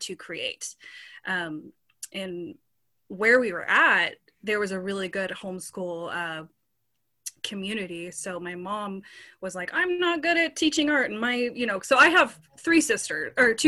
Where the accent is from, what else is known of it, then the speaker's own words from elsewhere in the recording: Forsyth, Missouri, United States; also born or lived in Colorado; I'm originally from Colorado, moved to the southern Missouri area when I was five. I grew up mostly in Forsyth, Missouri